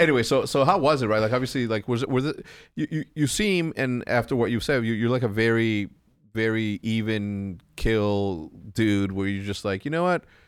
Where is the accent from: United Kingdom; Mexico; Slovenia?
Mexico; moved away; also born or lived in El Paso, Texas; coming from Mexico and living in Mexico